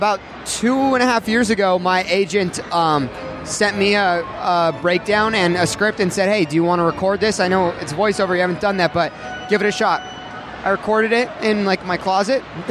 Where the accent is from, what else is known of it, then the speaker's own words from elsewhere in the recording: Orange County, Southern California, United States; I grew up in Southern California, Orange County area